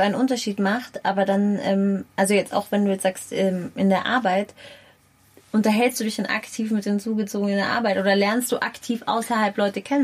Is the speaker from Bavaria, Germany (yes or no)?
yes; Munich, Bavaria, Germany; weil ich bin auch in München groß geworden